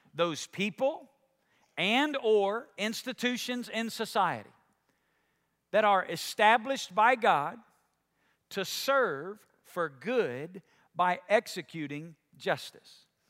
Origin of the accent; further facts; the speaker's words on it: United States; I'm a Christian before I'm an American